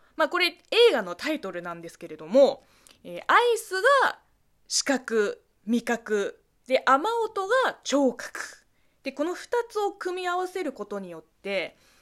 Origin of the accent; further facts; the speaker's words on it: China; 中国生まれ中国育ちの私